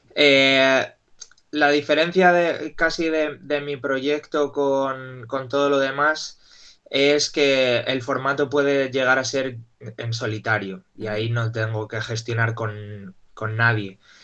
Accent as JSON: {"language": "Spanish", "town": "Salamanca", "region": "Castile and León", "country": "Spain", "tie": "born or raised there", "said": "mi madre me llevó a una escuelita de pequeño ahí en Salamanca"}